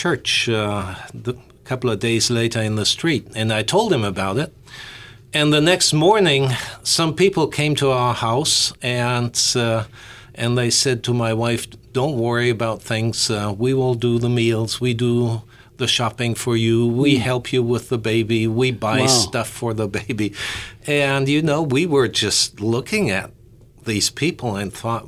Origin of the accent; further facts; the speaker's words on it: Germany; moved away as an adult; also born or lived in Bloomington, Indiana; I was raised in the Lutheran church in Germany